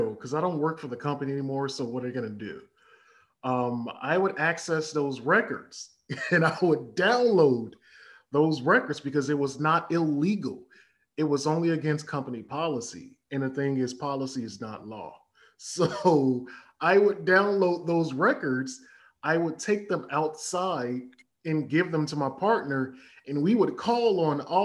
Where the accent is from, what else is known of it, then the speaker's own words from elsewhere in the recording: Chicago, Illinois, United States; also born or lived in Ghana; born and raised in Chicago